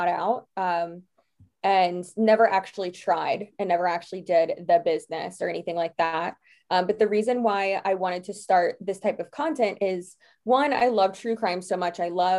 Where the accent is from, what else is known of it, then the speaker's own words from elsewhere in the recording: Florida, United States; Yes, I am.